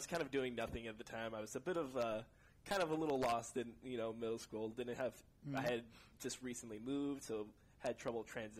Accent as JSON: {"language": "English", "town": "Livermore", "region": "California", "country": "United States", "tie": "born or raised there", "also_born_or_lived": "San Jose, California"}